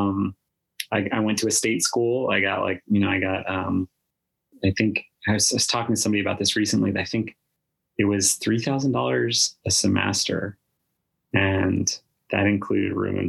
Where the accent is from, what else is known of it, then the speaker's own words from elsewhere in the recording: Rhode Island, United States; I was born in Rhode Island.